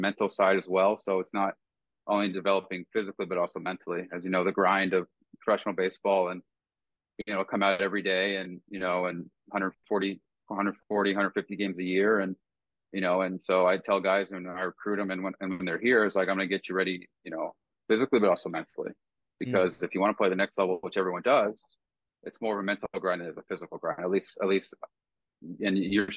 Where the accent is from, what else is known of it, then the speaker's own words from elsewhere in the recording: West Coast, United States; I'm being from the West Coast